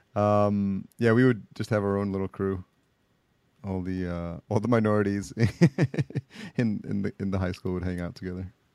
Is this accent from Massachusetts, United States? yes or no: no; Yonkers, New York, United States; also born or lived in El Salvador; just outside New York City, Yonkers, New York, oh, is oh, yeah. where uh, I was raised up and uh, went to school.